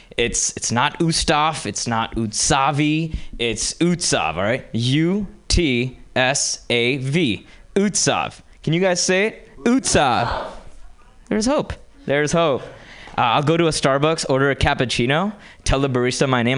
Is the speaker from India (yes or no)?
yes; Hyderabad, Telangana, India; moved away as an adult; now in United States; I grew up in India and moved to this country from a small town called Hyderabad okay? And I moved here 10 years ago